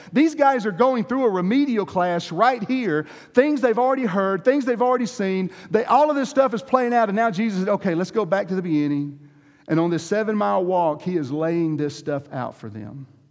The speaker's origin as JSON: {"language": "English", "area": "the Deep South", "region": "Georgia", "country": "United States", "said": "I come from Georgia, the deep South"}